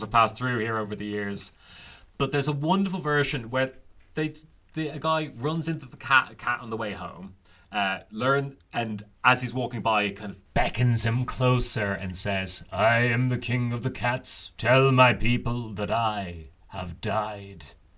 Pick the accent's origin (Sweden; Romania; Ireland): Ireland; the Irish have long loved puns. You can even see it in the old literature that we loved punning on names